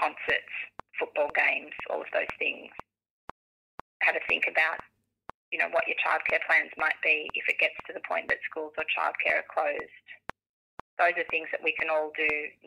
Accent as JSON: {"language": "English", "country": "Australia", "said": "as Australian individuals"}